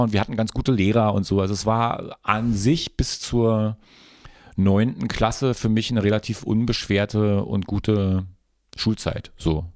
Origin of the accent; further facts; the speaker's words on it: Frankfurt, Brandenburg, Germany; moved away; also born or lived in Berlin; ich bin im Westkreuz groß geworden, Shoutout Frankfurt-Oder Westkreuz